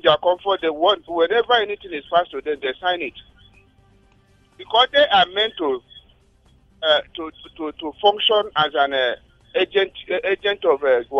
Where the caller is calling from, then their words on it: Nigeria; calling from Angodi.